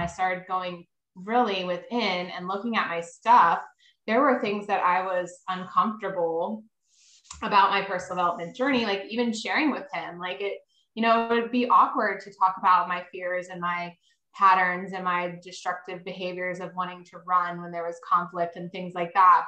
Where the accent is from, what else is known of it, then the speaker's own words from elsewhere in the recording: Maryland, United States; I live in Maryland. I grew up in Maryland.